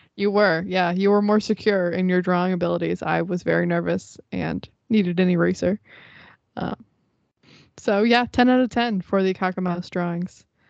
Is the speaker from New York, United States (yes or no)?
no; Florida, United States; I'm from Florida